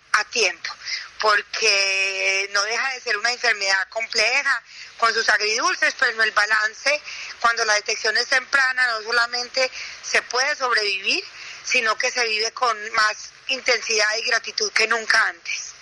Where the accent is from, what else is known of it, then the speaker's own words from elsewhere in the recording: Paisa, Antioquia, Colombia; yo soy la una afortunada última hija de una familia de ocho, de ocho hijos, como buenos paisas.